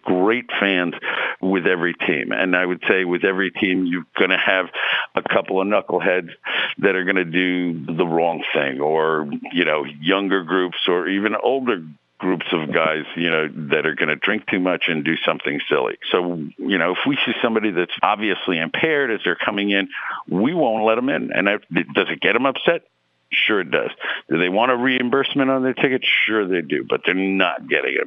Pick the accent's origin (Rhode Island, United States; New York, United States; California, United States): New York, United States; New York City; moved away as an adult; also born or lived in Bronx, New York; now in St. Louis, United States; I was born and raised in Queens, lived in the Bronx for a little bit, but mostly Queens